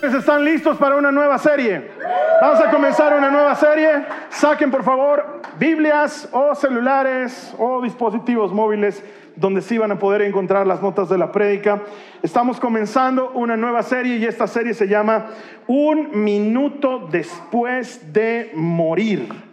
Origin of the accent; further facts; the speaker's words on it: Bolivia; culturalmente, como bolivianos y como latinoamericanos